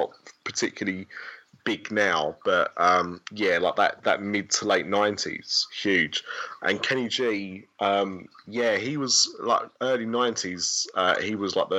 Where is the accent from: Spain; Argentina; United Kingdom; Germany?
United Kingdom; As you can hear, I'm very British